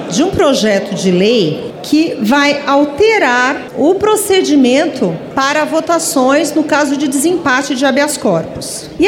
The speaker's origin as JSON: {"language": "Portuguese", "region": "Amazon", "country": "Brazil", "said": "Nós que somos da Amazônia, que tivemos a implantação desde 2013 do programa Mais Médicos"}